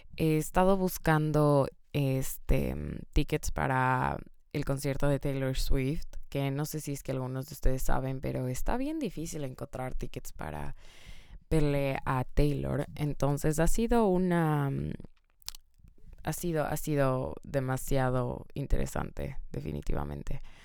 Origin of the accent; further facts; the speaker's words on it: Ecuador; moved away; yo soy de Ecuador